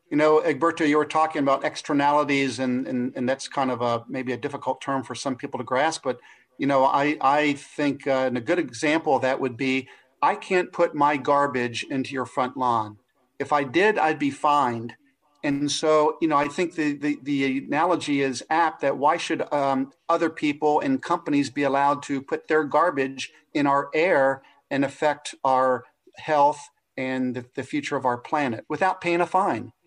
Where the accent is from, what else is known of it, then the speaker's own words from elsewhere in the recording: Cincinnati, Ohio, United States; I'm from Cincinnati, Ohio